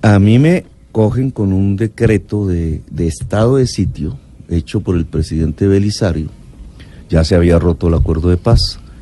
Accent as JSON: {"language": "Spanish", "region": "Caribbean coast", "country": "Colombia", "also_born_or_lived": "Zipaquirá / Ciénaga de Oro", "said": "yo soy costeño"}